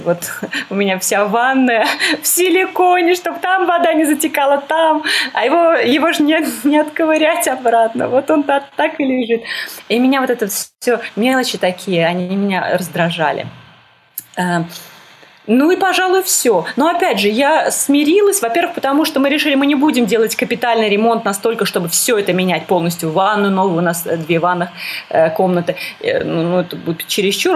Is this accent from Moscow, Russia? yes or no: yes; Moscow, Russia; moved away as an adult; also born or lived in Saint Petersburg; now in Damascus, Syria; мы переехали в Петербург, несмотря на то, что я из Москвы